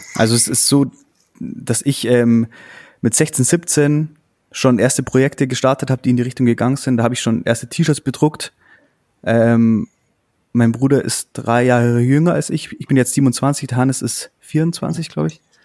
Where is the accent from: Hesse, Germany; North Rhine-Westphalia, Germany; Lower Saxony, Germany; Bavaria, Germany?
Bavaria, Germany; Augsburg; Wir kommen ja aus Augsburg.